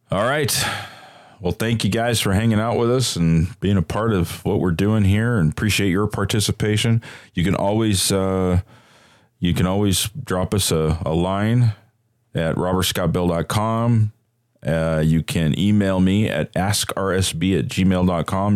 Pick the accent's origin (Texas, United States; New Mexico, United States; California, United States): California, United States; Bay Area; I grew up in the Bay Area